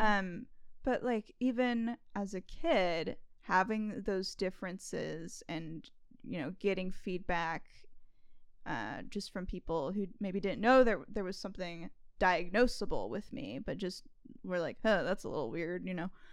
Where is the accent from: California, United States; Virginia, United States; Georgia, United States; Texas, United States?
California, United States; growing up in California, right, I spent a lot of my childhood